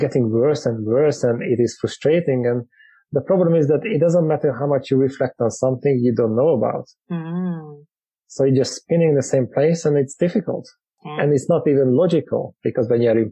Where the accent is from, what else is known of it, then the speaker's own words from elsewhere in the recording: Hungary; moved away as an adult; now in United Kingdom; I grew up in Hungary in a small village with no traffic